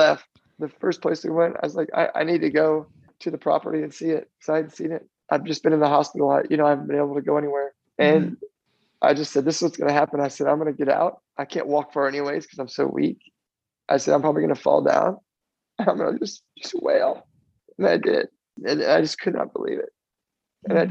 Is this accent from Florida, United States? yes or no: yes; Florida, United States; also born or lived in New Jersey; I was born in New Jersey and raised in Florida